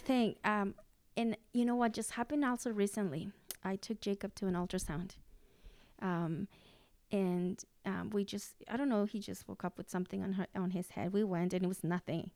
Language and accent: English; Mexico; English is a second language; moved away; I was seven years old, and this was in Mexico